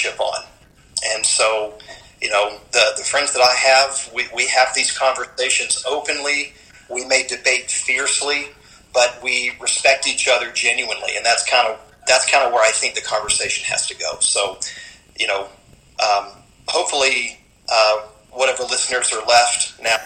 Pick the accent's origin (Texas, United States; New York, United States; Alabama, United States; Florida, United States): Florida, United States; Auburndale; moved away as an adult; also born or lived in Bradenton, Florida / Pasadena, California / Portland, Oregon; now in Las Cruces, United States; I'm actually a native Floridian, and that's where Jerry and I met, was in Bradenton, Florida. And I grew up in Auburndale, Florida